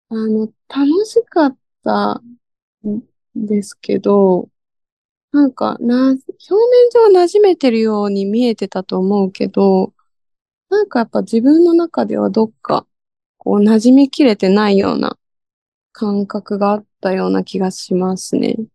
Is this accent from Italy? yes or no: no; United States; now in Japan; まあアメリカで育ったことプラス、その父の価値観もあり、